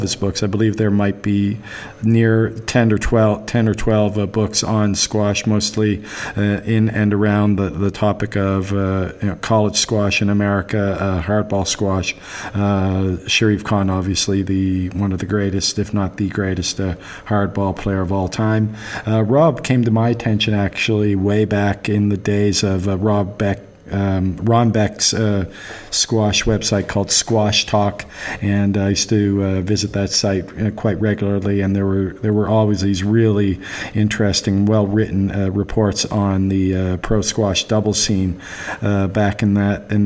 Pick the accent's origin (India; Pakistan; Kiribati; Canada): Canada; I'm Canadian